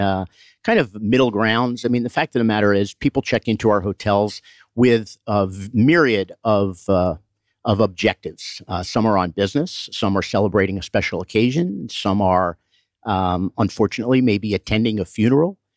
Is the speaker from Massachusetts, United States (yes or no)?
yes; Boston, Massachusetts, United States; raised and born up in, uh, Boston